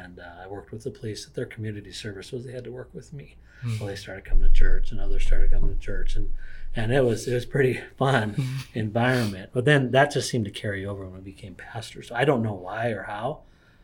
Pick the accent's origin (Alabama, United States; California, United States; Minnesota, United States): Minnesota, United States; northern; I grew up in a town in northern Minnesota